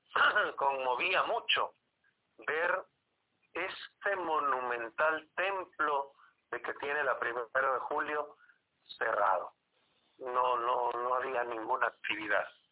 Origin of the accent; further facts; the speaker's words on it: Guatemala City, Guatemala Department, Guatemala; cuando vivíamos allá en la zona 3, yo vivía a unas dos cuadras de la iglesia